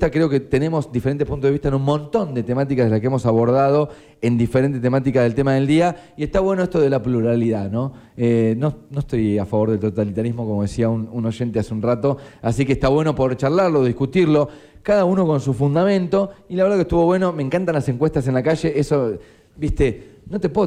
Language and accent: Spanish; Argentina